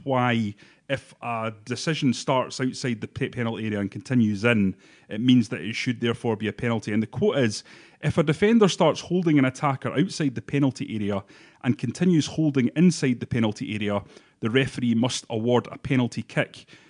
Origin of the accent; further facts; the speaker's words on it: Bathgate, Scotland, United Kingdom; I'm from Bathgate